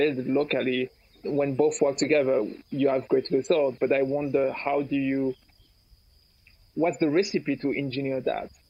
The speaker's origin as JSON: {"language": "English", "country": "Martinique", "moved": "yes", "lives_now": "Catalonia, Spain", "said": "I'm from Martinique, where I'm at right now. I usually live in Catalonia"}